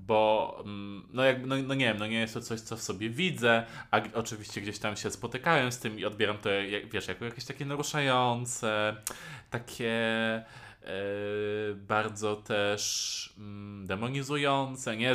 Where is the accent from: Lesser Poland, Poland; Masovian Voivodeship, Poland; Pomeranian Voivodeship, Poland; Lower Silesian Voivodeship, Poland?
Masovian Voivodeship, Poland; near Warsaw; no ja jestem spod Warszawy, więc ja mieszkałem w, dalej pod Warszawą